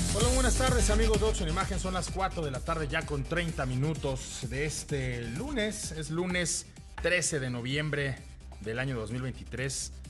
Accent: Mexico; nuestro país

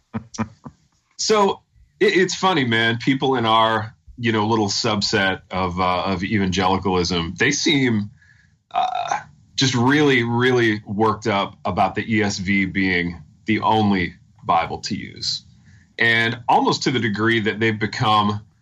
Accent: the North, United States; now in Southern US; we're both men of the North

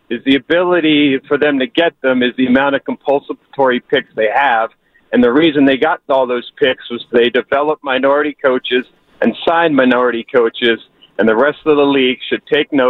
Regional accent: California, United States; also born or lived in New York / Los Angeles; from the Bay Area originally.

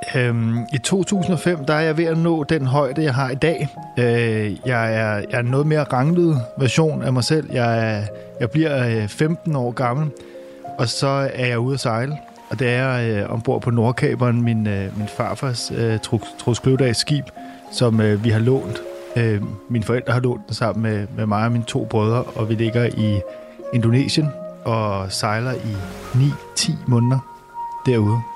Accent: Copenhagen, Capital Region of Denmark, Denmark; vi sidder jo i en øh, helårshaveforening i Sydhavnen, hvor at, øh, jeg simpelthen har boet hele mit liv. Øh, det er mit barndomshjem, vi sidder

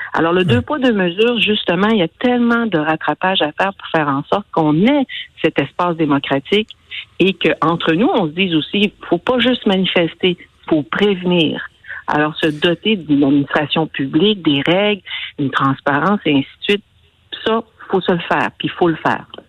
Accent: Côte-Nord, Quebec, Canada; je viens d'une belle région de la Côte-Nord. J'en suis fière, je l'aime

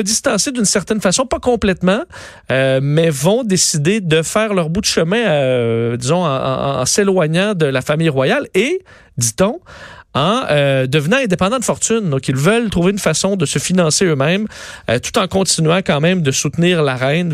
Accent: Canada; chez nous au Canada

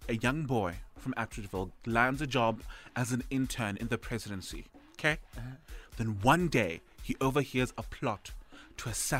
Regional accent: Pretoria, Gauteng, South Africa; So, my hometown, Pretoria, best city in the world, by the way.

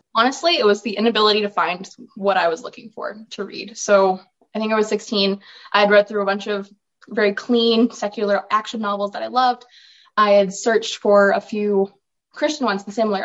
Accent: Olds, Alberta, Canada; I am from Olds, Alberta, where I grew up on a farm with cows, sheep.

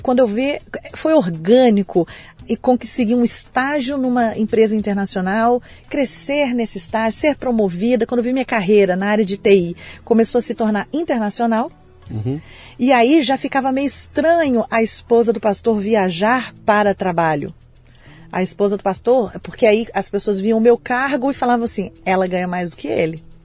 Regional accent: Vitória, Espírito Santo, Brazil; Eu nasci em Vitória, no Espírito Santo

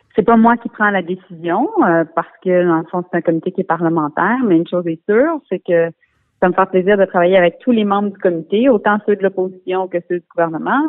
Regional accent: Montreal, Quebec, Canada; je suis montréalaise, euh, je suis députée montréalaise

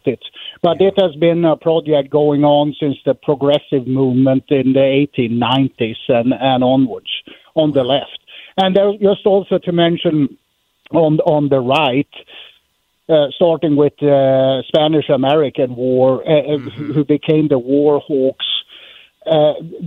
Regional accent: Sweden; English is a second language; moved away as an adult; now in United States; I'm from Sweden, actually.

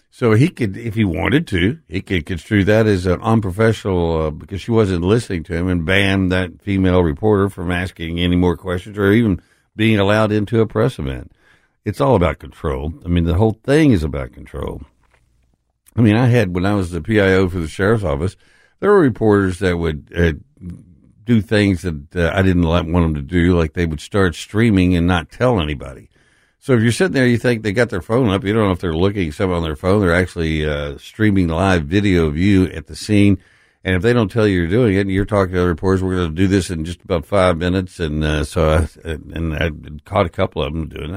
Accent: Texas, United States; now in Memphis, United States; I'm from Texas.

